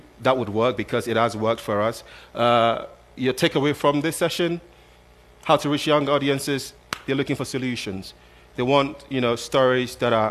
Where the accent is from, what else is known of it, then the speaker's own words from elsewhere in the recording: Ghana; I'm from Ghana, so I like to cite a lot of these examples as well